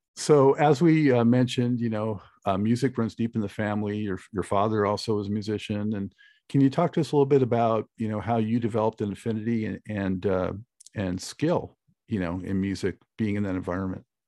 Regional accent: Los Angeles, California, United States; now in Charlotte, United States; originally from Los Angeles

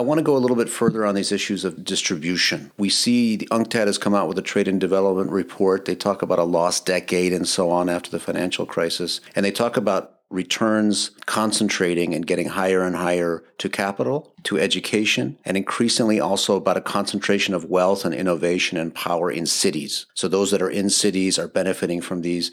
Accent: Madison, Wisconsin, United States; my hometown of Madison

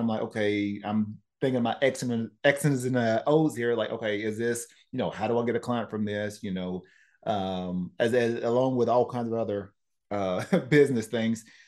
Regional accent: Tennessee, United States; moved away; I'm from Tennessee

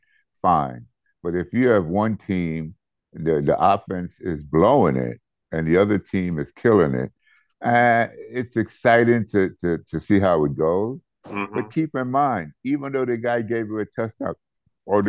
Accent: New York, United States; I'm a New Yorker

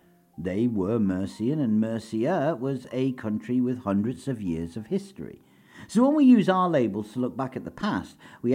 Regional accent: London, United Kingdom; … were part of a community I'm part of, the London Irish.

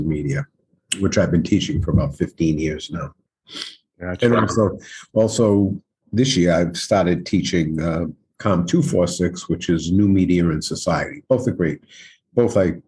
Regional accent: Providence, Rhode Island, United States; I grew up in Providence, in South Providence. I'm a product of Providence Public Schools

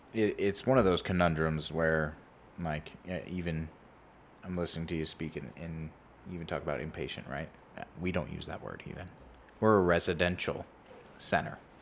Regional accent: California, United States; growing up in California, uh, at least for my parents who also grew up in California and the Bay Area

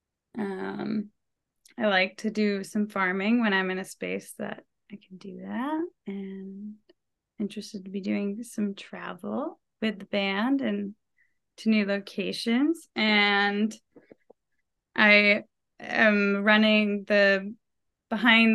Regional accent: Portsmouth, New Hampshire, United States; moved away; I'll be getting to play in my hometown

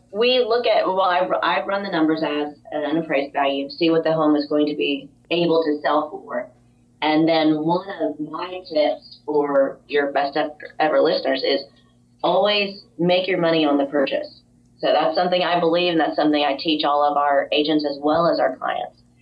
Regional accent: Jupiter, Florida, United States; moved away as an adult; also born or lived in Chicago; We then were transferred to Jupiter, Florida, which is our hometown

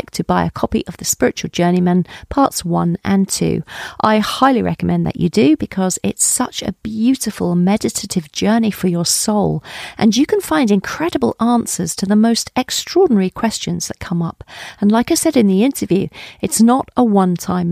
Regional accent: Colchester, East of England, United Kingdom; I was brought up in Colchester in Essex.

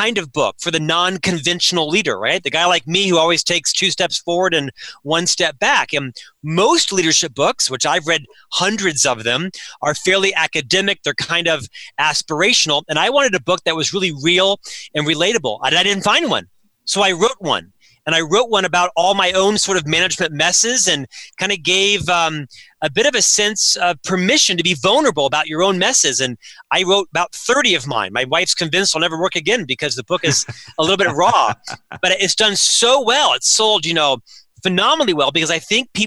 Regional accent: Winter Park, Florida, United States; I was born and raised in Winter Park, Florida, a suburb of Orlando.

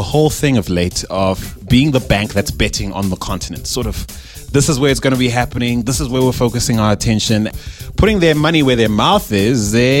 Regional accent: Zimbabwe; now in South Africa; I am not South African. And so being originally from Zimbabwe and having lived here since 2001 and calling South Africa home for as many years, it's been a sad week.

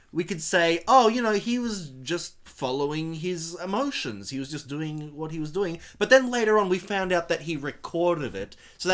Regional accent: Australia; we're Australian

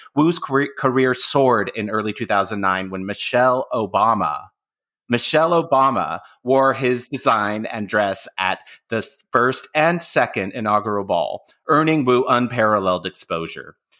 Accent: Bay Area, California, United States; I'm from the Bay Area

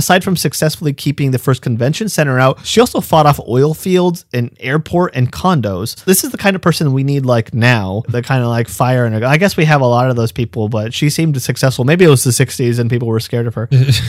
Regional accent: Los Angeles, California, United States; I grew up in Elysian Heights

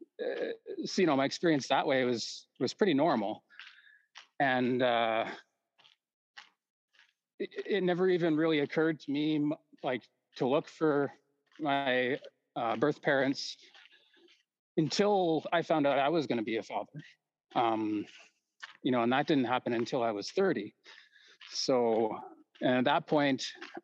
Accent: Calgary, Alberta, Canada; I was born in Foothills Hospital in Calgary, 1979

